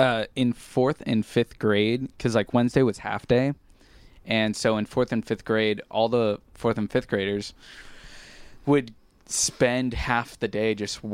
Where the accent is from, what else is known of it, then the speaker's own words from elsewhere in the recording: Huntington Beach, California, United States; I was born in Long Beach, but So before I was born, my parents and my two older siblings lived in an apartment in Long Beach, and like a couple months before I was born, they moved into this house. So I've lived here my whole life